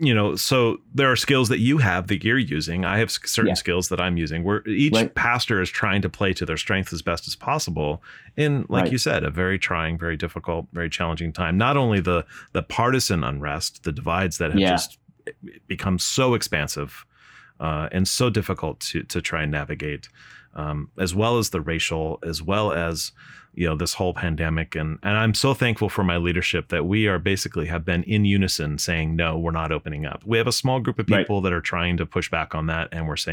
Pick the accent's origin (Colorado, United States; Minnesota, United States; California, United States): California, United States; I'm from Southern California